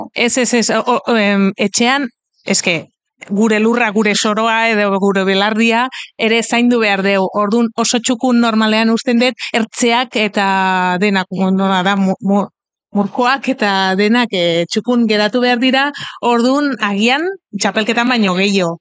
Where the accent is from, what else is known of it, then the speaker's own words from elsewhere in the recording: Catalonia, Spain; Basque is a second language; ni katalana naiz